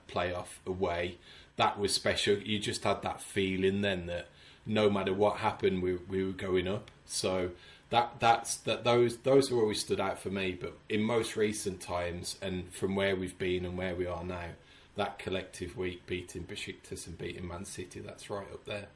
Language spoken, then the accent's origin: English; Sedgley, West Midlands, United Kingdom; moved away as an adult; now in Houston, United States; born and raised in Sedgley